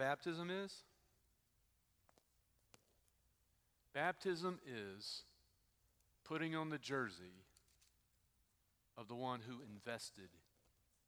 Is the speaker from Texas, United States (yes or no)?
yes; Texas, United States; moved away; I grew up in Texas